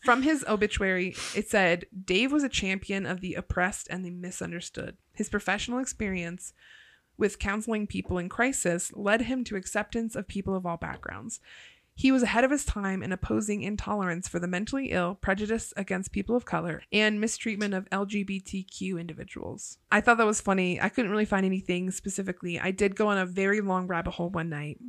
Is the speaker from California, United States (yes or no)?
no; Ohio, United States; I'm from Ohio